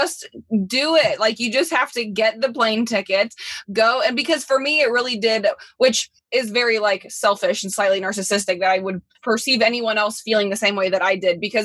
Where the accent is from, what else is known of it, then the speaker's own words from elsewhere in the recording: Midwest, United States; someone like myself growing up in the Midwest